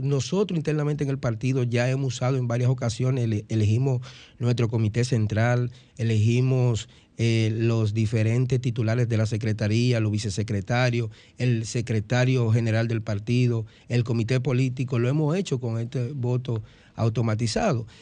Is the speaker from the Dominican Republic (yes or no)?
yes; Dominican Republic; nosotros como dominicanos